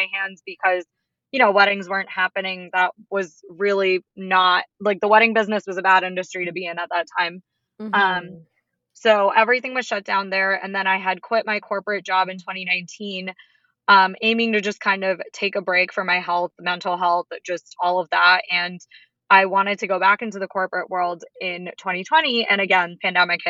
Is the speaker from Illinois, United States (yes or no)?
no; Baltimore, Maryland, United States; I am from the Baltimore, D.C. area